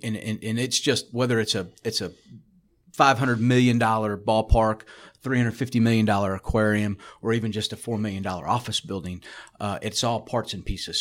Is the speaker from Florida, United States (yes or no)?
yes; South Florida, United States; growing up in South Florida